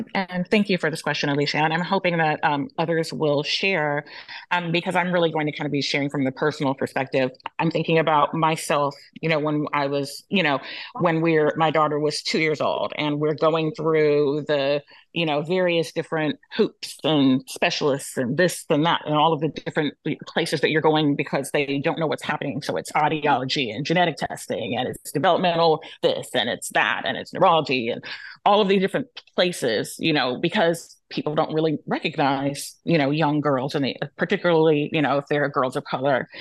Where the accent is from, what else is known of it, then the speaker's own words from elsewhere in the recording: United States; My um, heritage is Yoruba and Cabo Verdeano. My, I was born here in the United States